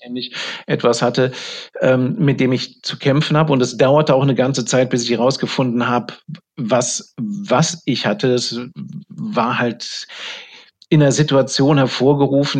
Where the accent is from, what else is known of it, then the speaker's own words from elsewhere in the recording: Germany; ich bin ja ein Deutscher